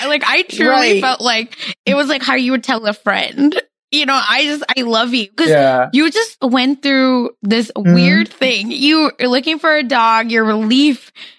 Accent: India; moved away; I grew up in India

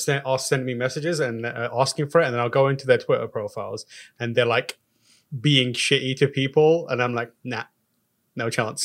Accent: United Kingdom; No, you should be worried. As a British person, I'm telling you.

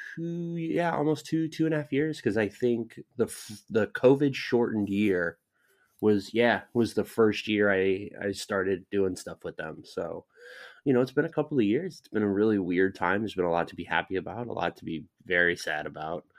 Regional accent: Southern California, United States; I grew up in Southern California

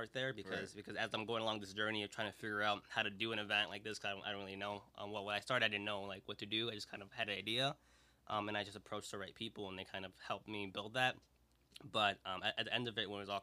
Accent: Aurora, Illinois, United States; growing up in Aurora

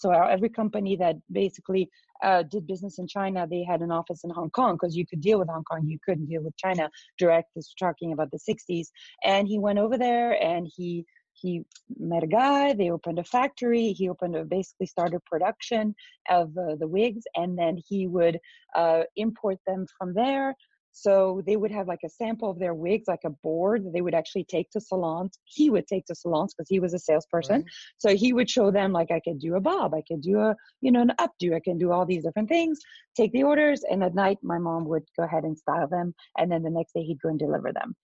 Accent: Belgium; I'm actually from Belgium. So, a tiny little country in Europe

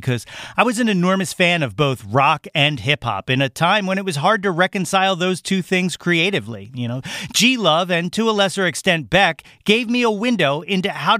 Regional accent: North Wales, Pennsylvania, United States; my hometown of North Wales, Pennsylvania

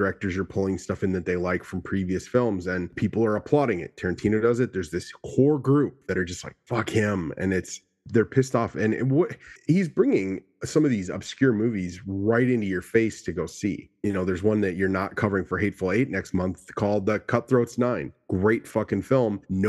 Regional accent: Minnesota, United States; I'm from Minnesota

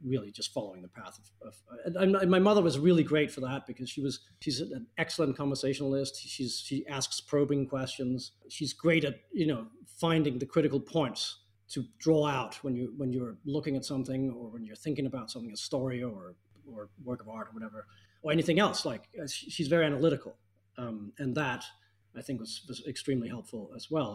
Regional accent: Copenhagen, Capital Region of Denmark, Denmark; I grew up in Copenhagen

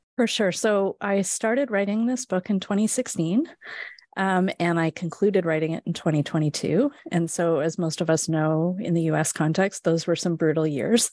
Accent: west coast of Canada, Canada; moved away as an adult; also born or lived in Edmonton, Alberta / Halifax, Nova Scotia; now in Michigan, United States; I grew up in Canada, on the west coast of Canada

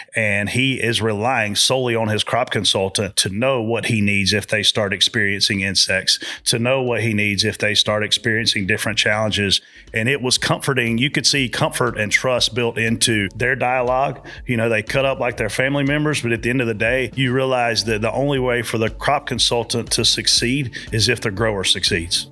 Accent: South Carolina, United States; growing up in South Carolina, being a big hunter

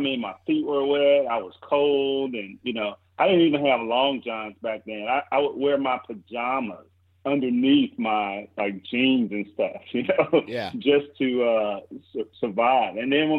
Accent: Mississippi, United States; and I'm from Mississippi, so there it's like, well, don't all 8-year-olds have guns, you know?

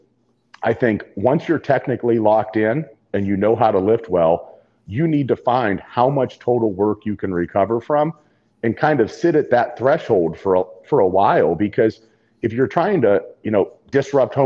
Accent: Ohio, United States; growing up in Ohio

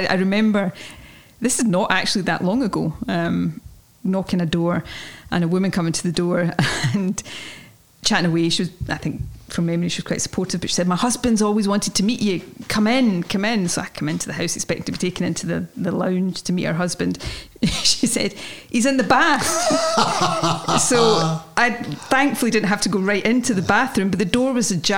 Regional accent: Ayrshire, Scotland, United Kingdom; It's a housing estate not far from where I grew up in Ayrshire

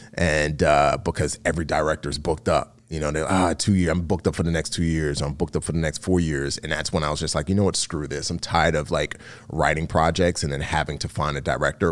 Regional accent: New York City, New York, United States; growing up in the Bronx

